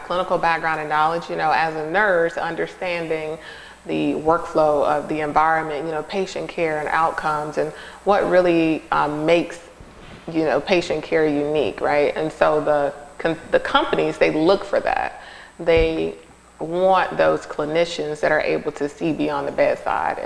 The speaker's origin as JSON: {"language": "English", "town": "Charlotte", "region": "North Carolina", "country": "United States", "tie": "born or raised there", "also_born_or_lived": "Costa Rica", "said": "I was born in Costa Rica. I was actually raised all my life in North Carolina from Charlotte"}